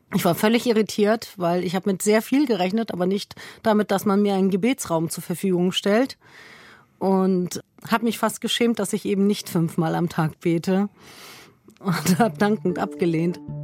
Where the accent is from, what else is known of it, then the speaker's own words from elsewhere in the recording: Lower Saxony, Germany; also born or lived in Bavaria; now in Rhineland, Germany; Ich bin gebürtige Niedersächsin und Wahlrheinländerin